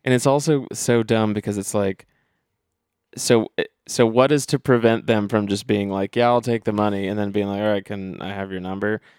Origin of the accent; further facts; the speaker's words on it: Dayton, Ohio, United States; I'm from Dayton, Ohio